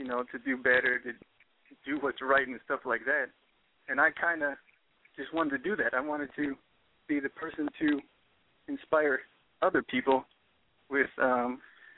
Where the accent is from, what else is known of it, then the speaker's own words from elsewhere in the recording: Seattle, Washington, United States; now in Miami, United States; growing up in Seattle